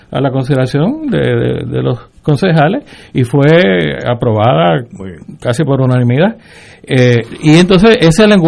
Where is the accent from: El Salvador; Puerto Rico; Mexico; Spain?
Puerto Rico